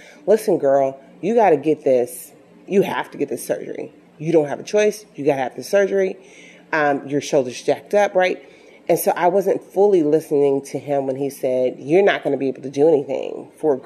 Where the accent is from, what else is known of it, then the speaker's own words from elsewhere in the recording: Chicago, Illinois, United States; even though I'm from Chicago, the health system that I worked for was located out of Birmingham, Alabama.